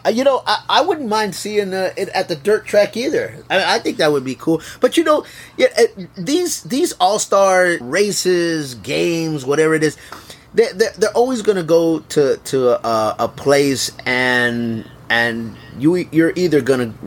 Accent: Texas, United States; my home state of Texas

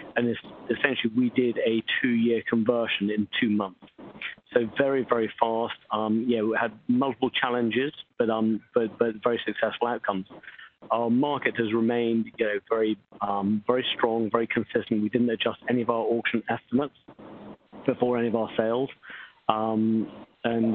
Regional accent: England, United Kingdom; moved away as an adult; now in New York, United States; I'm English based, uh, born, but I've lived in New York for the last 25 years.

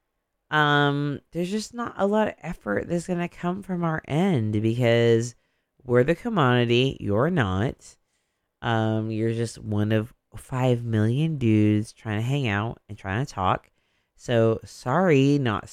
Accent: Modesto, California, United States; also born or lived in Oakland, California; now in Bay Area, United States; I moved to Modesto when I was 8 years old. I lived there from age 8 to 17, and then I moved away.

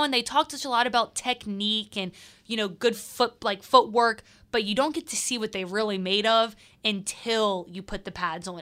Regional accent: Mandeville, Louisiana, United States; I'm from Mandeville, so technically I got to the city when I was born

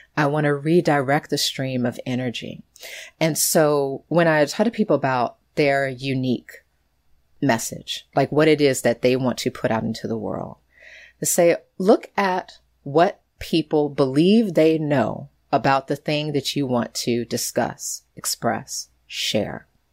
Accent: United States; growing up in the United States

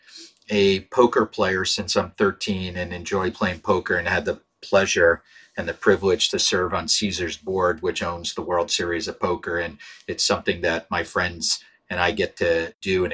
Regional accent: Pittsburgh, Pennsylvania, United States; I grew up in Pittsburgh

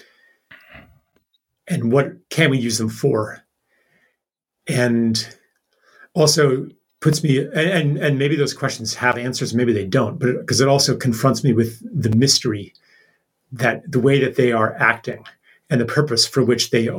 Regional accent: Pennsylvania, United States; I grew up in Pennsylvania

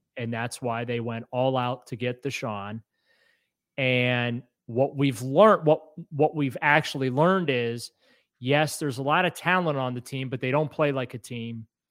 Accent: New Orleans, Louisiana, United States; moved away; I was born in New Orleans

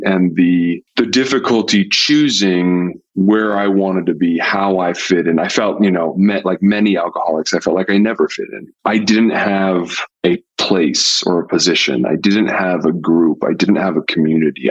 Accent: Pasadena, California, United States; I grew up in Pasadena, California

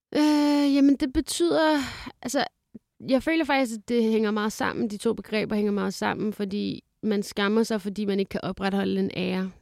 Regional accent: Lyngby, Capital Region of Denmark, Denmark; also born or lived in Fredericia; jeg er vokset op i Lyngby

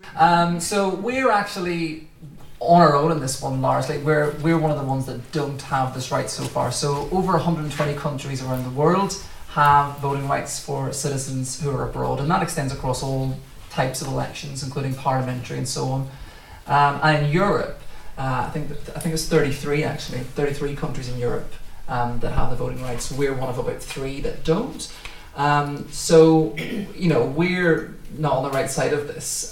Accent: Derry, Northern Ireland, United Kingdom; now in London, United Kingdom; I was born in Derry, Northern Ireland, lived most of my life there

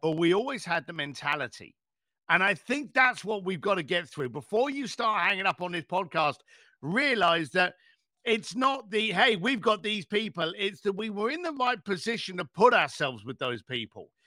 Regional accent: United Kingdom; I'm British.

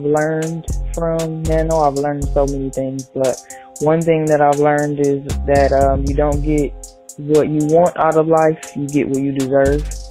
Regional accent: Los Angeles, California, United States; I'm from Los Angeles, California

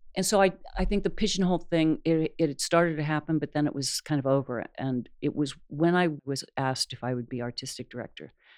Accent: New York, United States; moved away; I was a transplant from New York

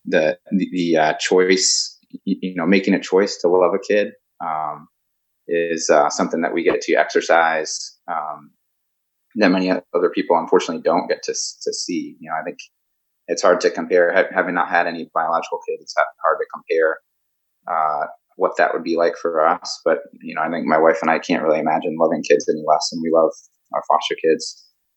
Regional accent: Connecticut, United States; moved away; I'm from Connecticut originally

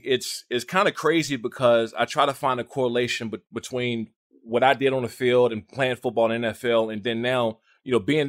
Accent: Maryland, United States; also born or lived in Washington, D.C.; And, you know, I grew up in Maryland, Washington, D.C. area.

